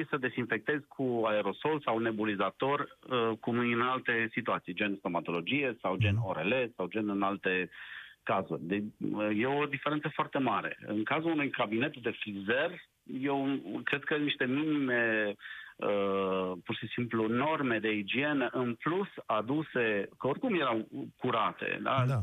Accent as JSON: {"language": "Romanian", "town": "Cluj-Napoca", "region": "Cluj County", "country": "Romania", "said": "Eu uh, nu fost sunt din Cluj-Napoca, sunt și eu cadru medical"}